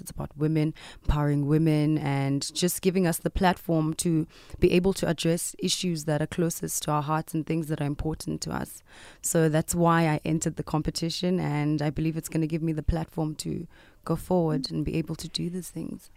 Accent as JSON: {"language": "English", "country": "South Africa"}